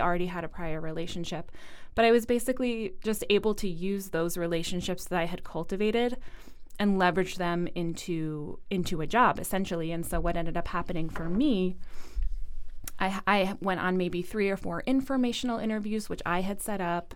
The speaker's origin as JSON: {"language": "English", "region": "New England", "country": "United States", "said": "I'm not originally from Rhode Island, but I am a New Englander"}